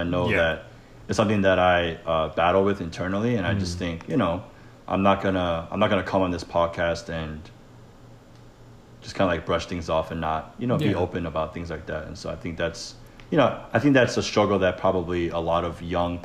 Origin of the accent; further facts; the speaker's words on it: Atlanta, Georgia, United States; also born or lived in Wayne, New Jersey / Clifton, New Jersey; Even though I was born in Jersey, I always love Atlanta first just because I grew up here.